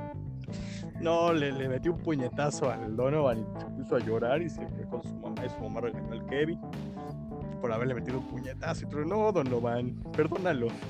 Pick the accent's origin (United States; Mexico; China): Mexico; Mexico City; yo crecí en la Roma, en Colonia Roma